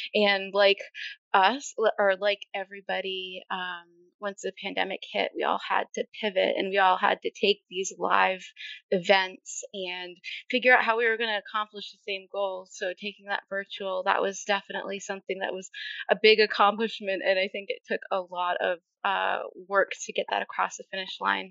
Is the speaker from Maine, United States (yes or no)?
yes; Maine, United States; moved away as an adult; also born or lived in North Carolina; I was living back in my home state of Maine.